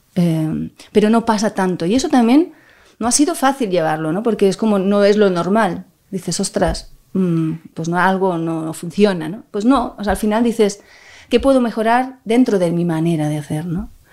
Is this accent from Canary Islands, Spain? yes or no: no; Barcelona, Catalonia, Spain; he nacido en Barcelona